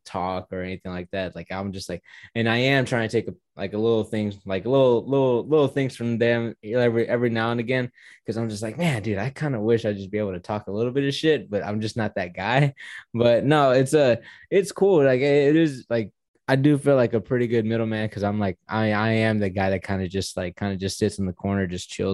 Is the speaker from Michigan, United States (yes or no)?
no; Houston, Texas, United States; I'm from Houston. I'm in Houston too.